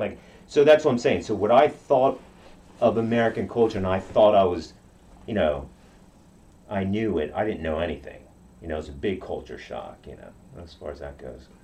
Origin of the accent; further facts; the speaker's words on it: Okinawa, Japan; first language Japanese; English is a second language; now in United States; I grew up in Okinawa